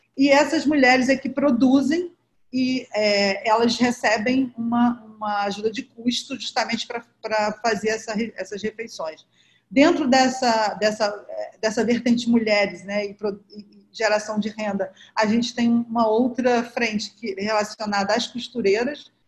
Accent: Rio de Janeiro, Brazil; eu cresci na Nova Holanda, que é uma das 16 favelas aqui da Maré

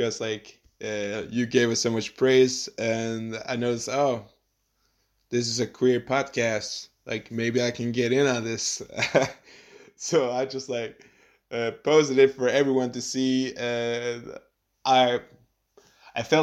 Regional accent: Faroe Islands; I'm from the Faroe Islands.

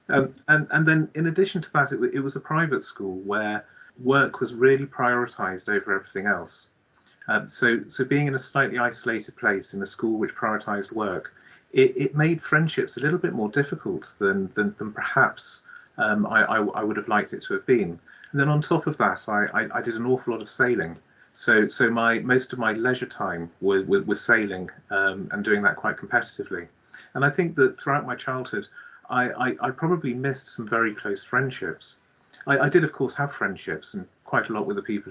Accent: Devon, South West England, United Kingdom; I grew up in Devon on a small farm

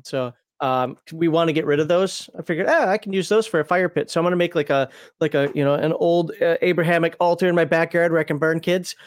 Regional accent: Minnesota, United States; also born or lived in the South (US); now in Southern United States; I'm from Minnesota

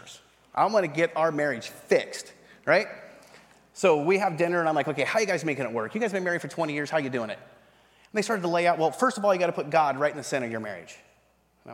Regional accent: North Idaho, United States; also born or lived in eastern Washington; I was raised in North Idaho. In the top north part of eastern Washington and north Idaho.

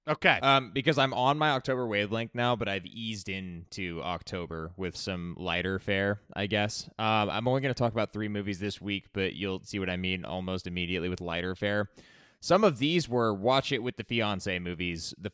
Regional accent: United States; I'm from America

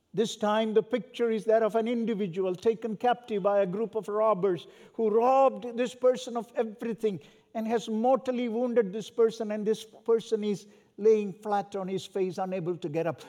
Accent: South India, India; also born or lived in Southern California; now in North India, India; where I was born and raised in Southern India.

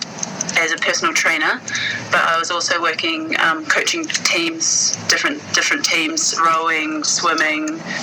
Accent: New Zealand; also born or lived in Australia; I came back from Aussie, moved back home with Mum

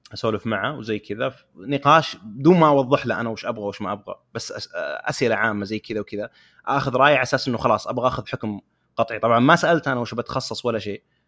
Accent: Saudi Arabia; عندنا في السعوديه

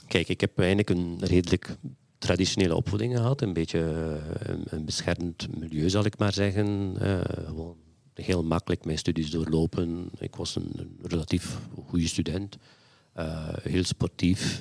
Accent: West Flanders, Belgium; moved away as an adult; also born or lived in Antwerp; Ik ben eigenlijk van nature uit of van, van geboorte ben ik een West-Vlaming.

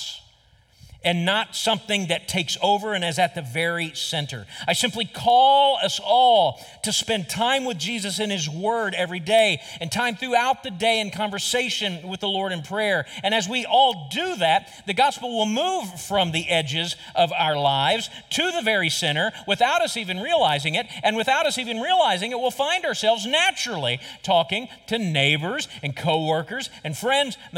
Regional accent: United States; as American Christians

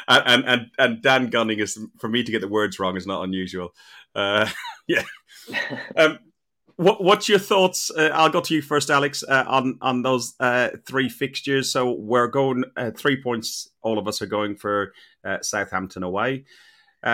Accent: Ireland; Being an Irishman

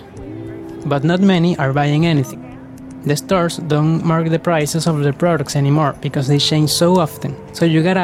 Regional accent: Ciudad Guayana, Bolívar, Venezuela; I'm a freelancer from Ciudad Guayana, a city in the south of Venezuela.

